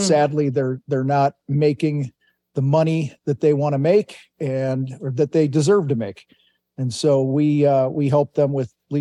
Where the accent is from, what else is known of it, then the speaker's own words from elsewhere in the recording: Wheaton, Illinois, United States; I grew up in Wheaton, Illinois, about an hour straight west of Chicago. Grew up there, joined the Marines